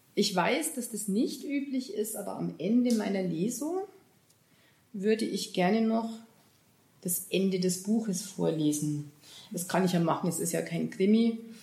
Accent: Bavaria, Germany; bei uns in Bayern

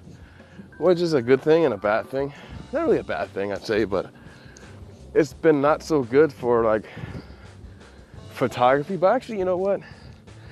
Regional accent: Midwest, United States; now in Hawaii, United States; I'm from the Midwest

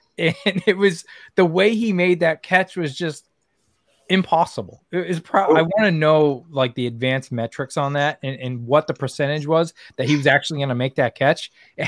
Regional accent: New England, United States; they hated it because I'm from New England

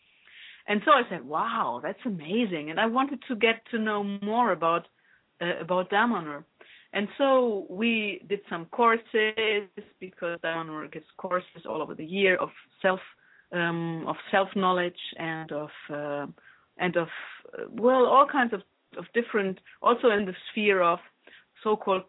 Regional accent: Germany; moved away as an adult; now in Italy; I grew up in Germany. And since I was 19 years old, I lived in Italy.

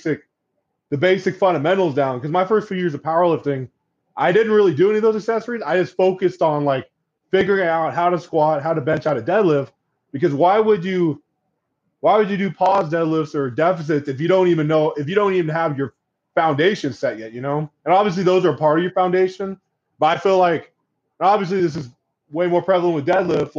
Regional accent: Corvallis, Oregon, United States; I'm from Corvallis, Oregon, which is where Oregon State University resides

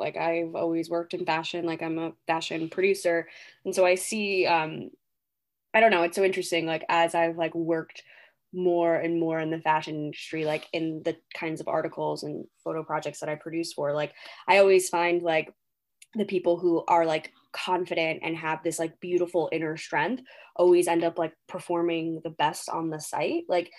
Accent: Texas, United States; Or this girl came from Texas, oh, I'm from Texas, you know?

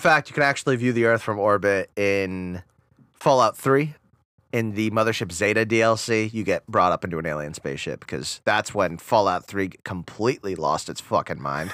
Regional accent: Rhode Island, United States; "Rhode Island."

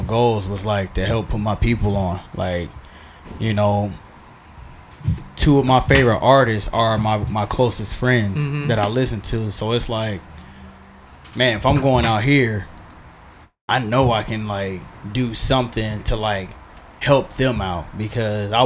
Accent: Indiana, United States; now in San Diego, United States; me and Walter are from Indiana

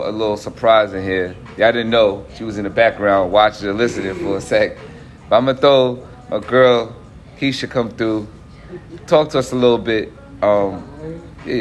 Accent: New York, United States; moved away; I'm originally from New York

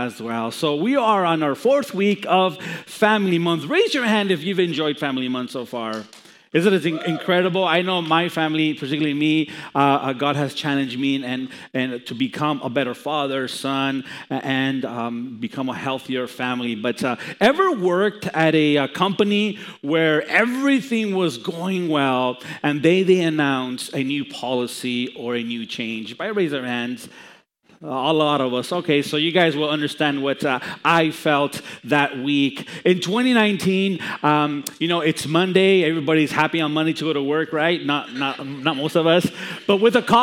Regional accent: Los Angeles, California, United States; also born or lived in Chicago; I was born in Chicago and raised in Los Angeles

